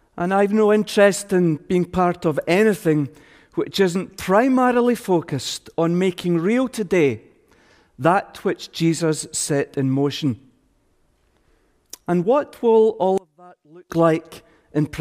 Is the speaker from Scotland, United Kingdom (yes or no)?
yes; Scotland, United Kingdom; we Scots